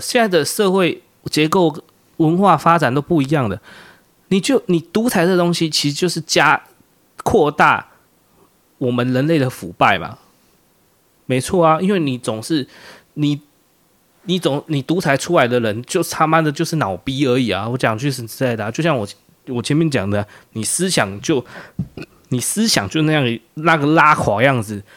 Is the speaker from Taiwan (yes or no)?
yes; Taiwan; 我们台湾人